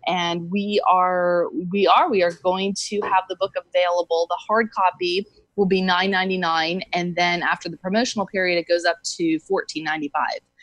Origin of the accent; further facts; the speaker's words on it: East Coast, United States; moved away as an adult; also born or lived in Southern California; now in California, United States; I grew up on the East Coast and I've been in California though for probably about 19 years